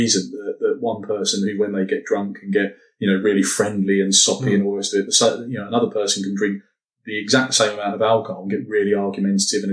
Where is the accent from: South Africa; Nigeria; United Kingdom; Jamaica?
United Kingdom; London; It's partly being a Londoner